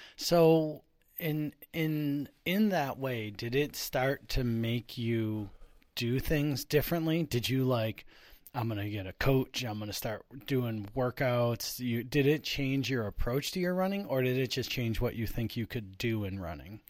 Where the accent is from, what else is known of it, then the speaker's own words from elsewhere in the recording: Buffalo, New York, United States; I, I grew up in Buffalo